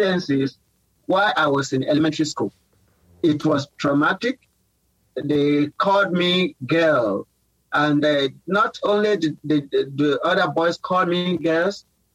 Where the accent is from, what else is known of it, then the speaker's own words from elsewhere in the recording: Kwara, Nigeria; moved away as an adult; now in United States; I am a Nigerian. I'm from Kwara State in Nigeria, from one of the famous towns in Kwara named Uru